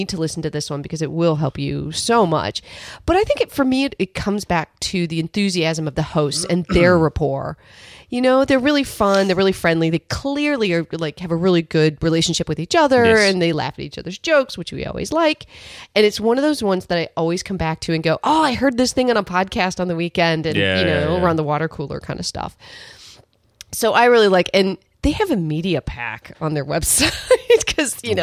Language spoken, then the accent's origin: English; Midwest, United States; moved away; I grew up in the Midwest.